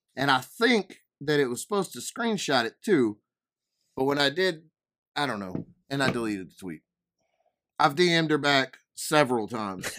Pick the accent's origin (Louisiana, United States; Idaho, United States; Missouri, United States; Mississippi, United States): Louisiana, United States; Denham Springs; I'm from Denham Springs, Louisiana